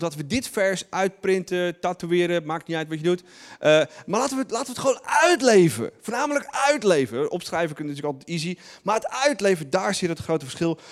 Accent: Netherlands; wij Nederlanders

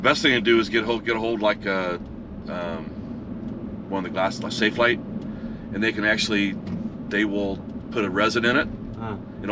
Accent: Indiana, United States; now in Naples, United States; Originally Indiana

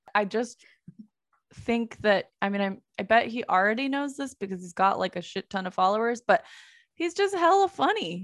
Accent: El Cerrito, California, United States; now in Portland, United States; I am from, uh, The San Francisco Bay Area, small town called El Cerrito

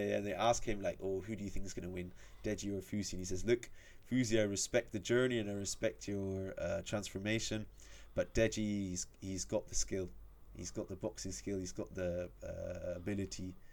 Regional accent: United Kingdom; Like, I'm I'm British

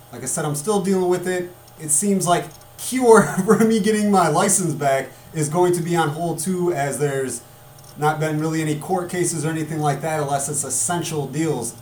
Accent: United States; as American people

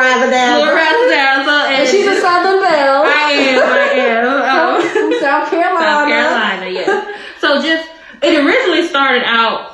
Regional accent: South Carolina, United States; moved away as an adult; I am from South Carolina. I moved here about 4 years ago with my husband

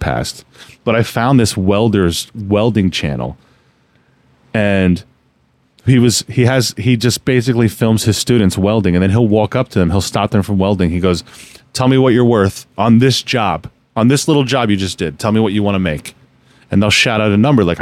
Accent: New Jersey, United States; I was born and raised in New Jersey. I was born and raised up here

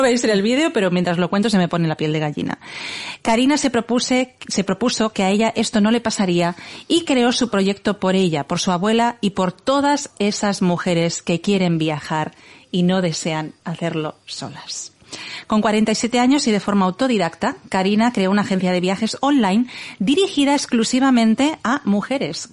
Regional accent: Igualada, Catalonia, Spain; estamos a 45 minutos de Barcelona es mi ciudad natal

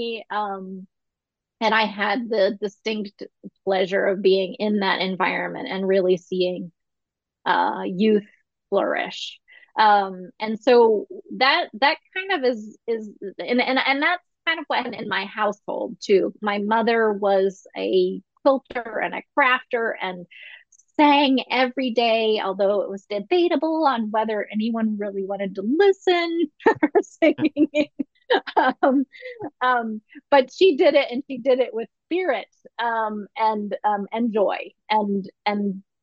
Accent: north central Ohio, United States; I'm from the Midwest. I'm from the north central part of Ohio

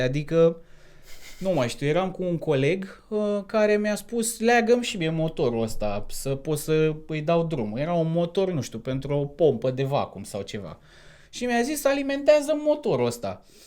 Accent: Topoloveni, Argeș, Romania; moved away as an adult; also born or lived in Bucharest, Romania; now in United Kingdom; am 30 de ani, sunt din Topoloveni

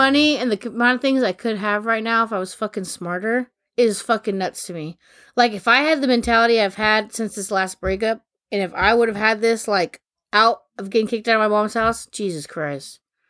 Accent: Sacramento, California, United States; Growing up in Atomos

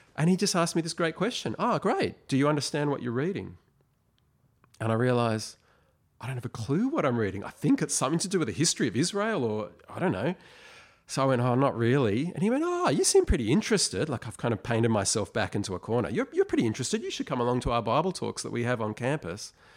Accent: Sydney, New South Wales, Australia; moved away as an adult; now in Melbourne, Australia; I was born in Sydney, but we moved to Melbourne. We moved back to Sydney. Now I'm back in Melbourne.

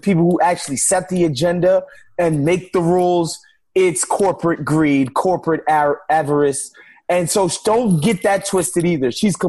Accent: New York City, New York, United States; growing up in New York City and going to Catholic schools my whole life

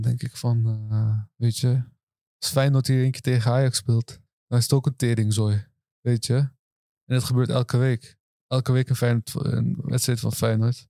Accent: Rotterdam, South Holland, Netherlands; Turks Nederlander, eh, geboren getogen, Rotterdam.

